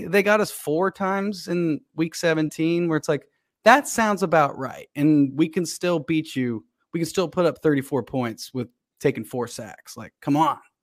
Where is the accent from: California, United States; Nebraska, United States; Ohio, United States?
Ohio, United States; Cincinnati; now in Los Angeles, United States; I grew up in Cincinnati. I went to Lakota East and grew up a Bengal fan